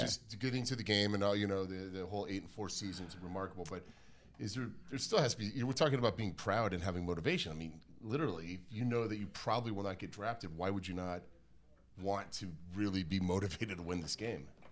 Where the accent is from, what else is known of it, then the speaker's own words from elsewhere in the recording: Las Vegas, Nevada, United States; also born or lived in Reno, Nevada; now in Salt Lake City, United States; when I was growing up in Las Vegas